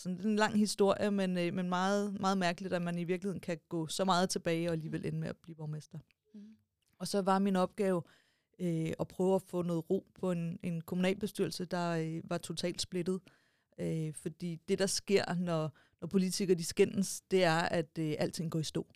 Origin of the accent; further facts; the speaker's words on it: Stevns, Zealand, Denmark; jeg kommer fra Stævns